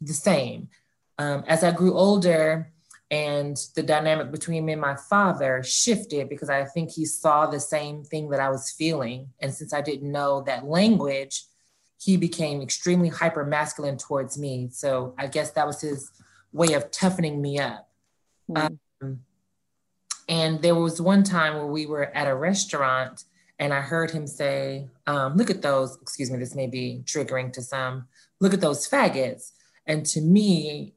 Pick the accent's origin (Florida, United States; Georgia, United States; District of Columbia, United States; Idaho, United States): Georgia, United States; Atlanta; Born and raised in Atlanta, like I stated, Atlanta native, the oldest of four